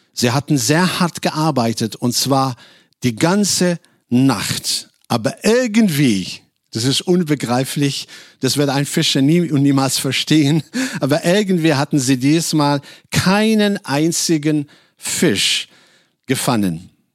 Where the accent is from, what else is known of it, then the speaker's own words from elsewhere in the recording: Casablanca, Casablanca-Settat, Morocco; German is a second language; moved away as an adult; now in Germany; Ich komme ursprünglich aus Casablanca, Marokko